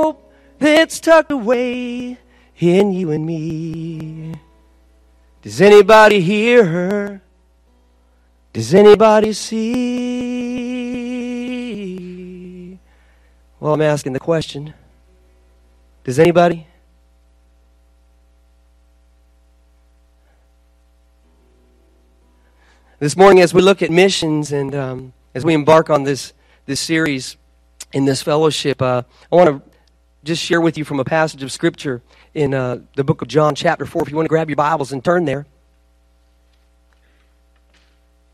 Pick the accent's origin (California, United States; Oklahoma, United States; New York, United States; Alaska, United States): California, United States; Los Angeles; I'm from Los Angeles